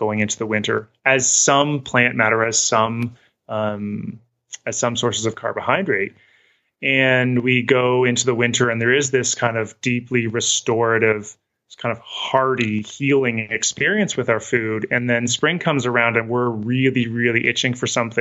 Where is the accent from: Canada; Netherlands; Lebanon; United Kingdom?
Canada; Western Canada; moved away as an adult; also born or lived in New England / Midwest; now in Salt Lake City, United States; I grew up in Western Canada. I'd moved to New England. I'd moved to the Midwest, eventually ended up in Salt Lake City.